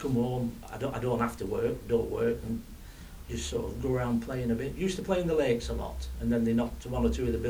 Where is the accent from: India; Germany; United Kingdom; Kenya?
United Kingdom; Preston, North West England; Well, I was born and bred in Preston, but I spent all my working life at sea.